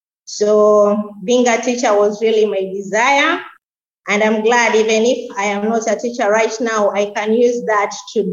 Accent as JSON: {"language": "English", "town": "Mombasa", "region": "Mombasa County", "country": "Kenya", "tie": "born or raised there", "also_born_or_lived": "Msabaha, Kilifi County, Kenya", "moved": "as an adult", "lives_now": "Kilifi County, Kenya", "said": "I was born here in Kilifi County at a village called Msabaha. It's just within the parameters of Malindi town, a few kilometers to the center. So I grew up in Mombasa, and when I was 22, I decided to come back home in Kilifi County"}